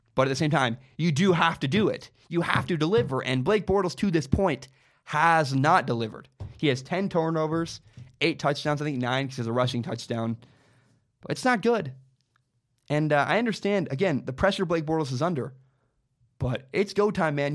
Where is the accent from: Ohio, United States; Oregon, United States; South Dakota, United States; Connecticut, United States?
Oregon, United States; Portland; moved away; I grew up in Portland.